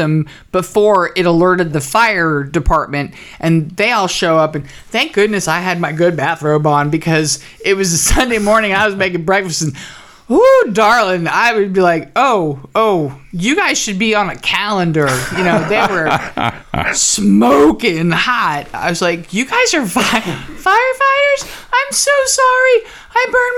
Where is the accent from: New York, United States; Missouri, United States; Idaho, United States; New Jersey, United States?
New Jersey, United States; moved away; also born or lived in Oklahoma City; when I was growing up in New Jersey